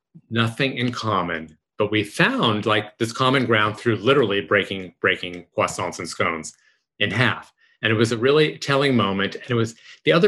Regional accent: New York, United States; moved away; I grew up in New York

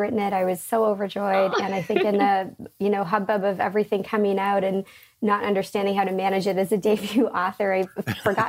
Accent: Canada; also born or lived in London; growing up in Canada as a kid in school

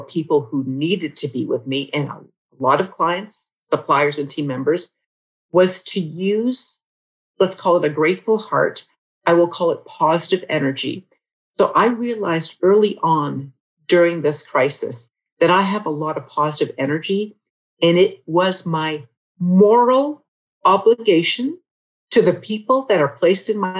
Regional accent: United States; now in Canada; a woman who actually happens to be an American as well as a Canadian. I married a Canadian man and I love being Canadian

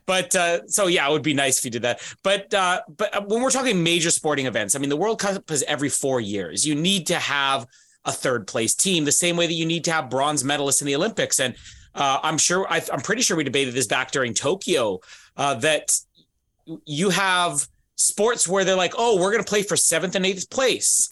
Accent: Canada; even as a Canadian

